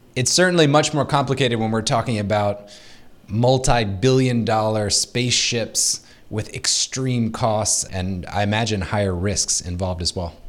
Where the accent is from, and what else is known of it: United States